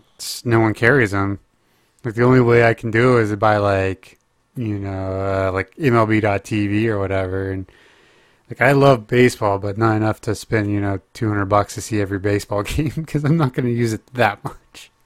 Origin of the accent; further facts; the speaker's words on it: Oklahoma, United States; moved away; I'm being from my home state